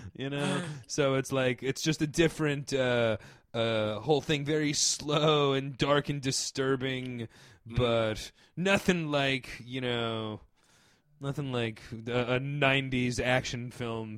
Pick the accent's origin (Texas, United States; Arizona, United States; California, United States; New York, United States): New York, United States; Northeast, suburban New York City, United States; growing up in the Northeast in suburban New York City